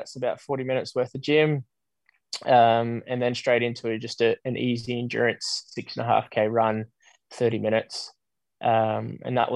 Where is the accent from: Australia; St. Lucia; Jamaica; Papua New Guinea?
Australia; I was being the Aussie amongst a group of Brits.